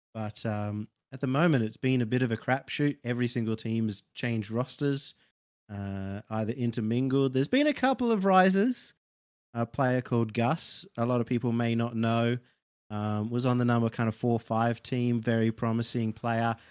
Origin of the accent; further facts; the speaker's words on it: Australia; as an Aussie